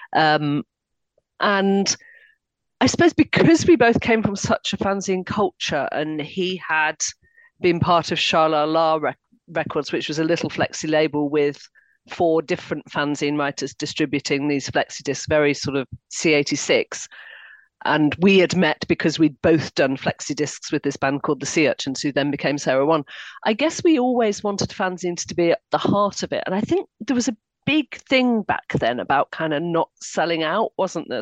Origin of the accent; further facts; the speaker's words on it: Harrogate, Yorkshire and the Humber, United Kingdom; I grew up in Harrogate